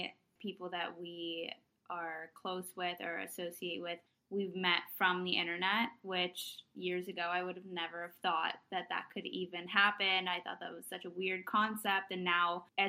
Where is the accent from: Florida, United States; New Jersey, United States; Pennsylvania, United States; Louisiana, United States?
New Jersey, United States; also born or lived in Palo Alto, California; now in New York, United States; I was born in California in the Bay Area, live, love Palo Alto. My family moved to New Jersey when I was younger, so I kind of grew up there.